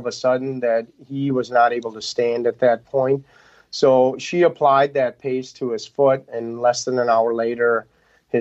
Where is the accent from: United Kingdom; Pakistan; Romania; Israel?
Pakistan; moved away; we're originally from Pakistan.